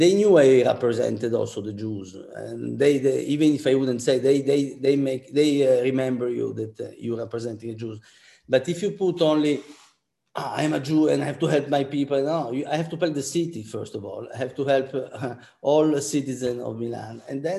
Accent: Antwerp, Flanders, Belgium; born there; I was born in Antwerp, as I told you, and you know, there they have the Flemish Bloc, which is a very anti-Semitic party.

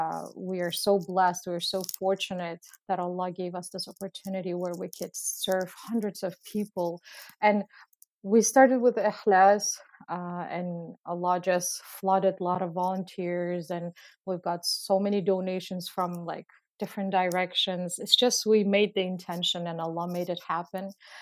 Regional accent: Uzbekistan; English is a second language; now in Canada; I come from Uzbekistan. For many of you who don't know Uzbekistan, because I was surprised actually that a lot of people don't know Uzbekistan

